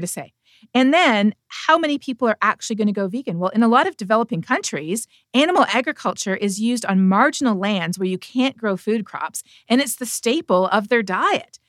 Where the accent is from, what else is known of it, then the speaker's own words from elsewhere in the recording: Canada; I'm from Canada